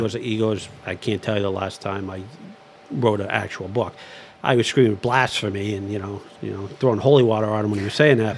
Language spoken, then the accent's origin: English; Lowell, Massachusetts, United States; also born or lived in Dracut; I grew up in the city of Lowell